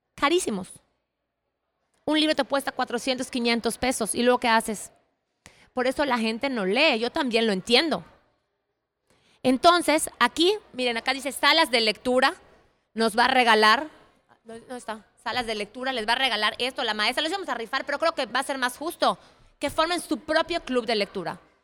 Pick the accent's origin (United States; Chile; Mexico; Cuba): Mexico; yo soy mexicana